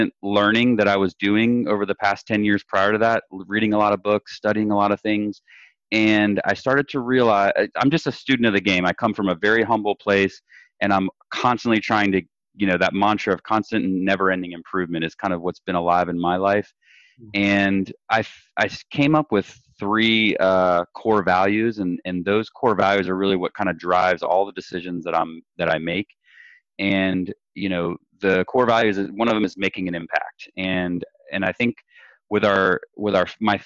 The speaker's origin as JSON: {"language": "English", "region": "Florida", "country": "United States", "tie": "born or raised there", "said": "I grew up in Florida, born and raised, and we've kind of settled in North Florida right now"}